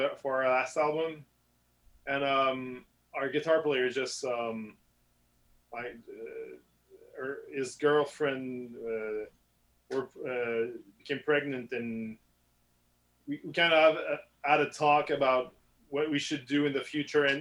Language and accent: English; Saint-Augustin-de-Desmaures, Quebec, Canada; English is a second language; raised in Saint Augustin, so it's a small suburb, like 25 minutes from Quebec City